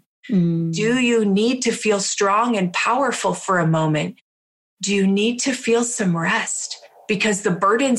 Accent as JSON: {"language": "English", "country": "Canada", "said": "I'm from Canada"}